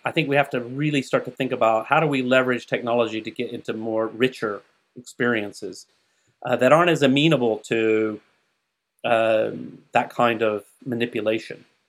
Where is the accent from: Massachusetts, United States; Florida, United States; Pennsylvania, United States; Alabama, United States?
Alabama, United States; Huntsville; where I grew up in Huntsville, Alabama